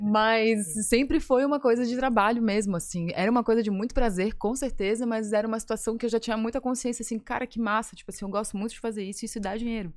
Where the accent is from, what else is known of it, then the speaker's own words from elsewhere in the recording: Florianópolis, Santa Catarina, Brazil; also born or lived in Criciúma; eu sou de Floripa porque eu nunca morei em outro lugar, mas eu nasci em Criciúma